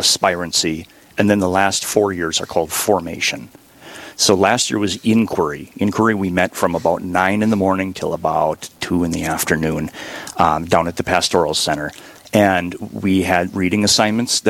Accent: Sandstone, Minnesota, United States; moved away as an adult; now in Duluth, United States; I'm from the diocese originally, from Sandstone, which is about an hour south of Duluth, and came up to Duluth for college, and I found a job, never left.

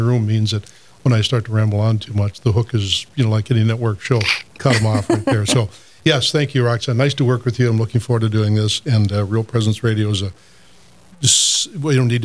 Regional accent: Dickinson, North Dakota, United States; moved away; also born or lived in Fargo, North Dakota; Lauren and I were cradle Catholics, grew up in Dickinson

